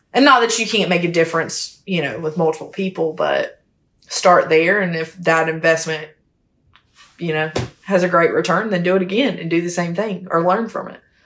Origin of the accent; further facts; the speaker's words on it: Hemingway, South Carolina, United States; I'm from a small hometown called Hemingway, South Carolina